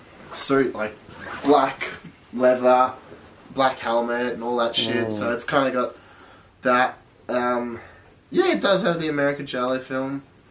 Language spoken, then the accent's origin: English; Melbourne, Victoria, Australia; I was born in Sandringham Hospital. Sandy Hospital in 91. At 9:07:06.